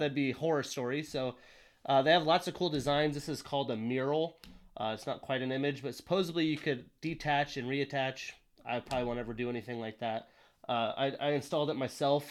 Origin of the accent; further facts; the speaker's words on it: Wyoming, United States; moved away as an adult; also born or lived in Montana; now in Seattle, United States; I grew up in a small town in Wyoming